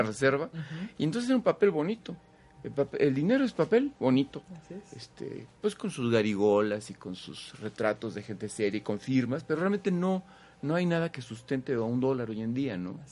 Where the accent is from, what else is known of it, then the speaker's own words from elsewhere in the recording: Mexico City, Mexico; Nací allá, en Chilangolandia